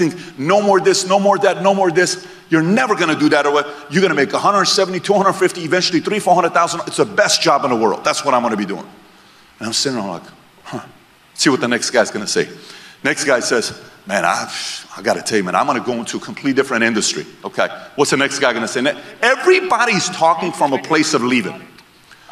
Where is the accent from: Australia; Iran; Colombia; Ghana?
Iran; now in United States; Born and raised in Iran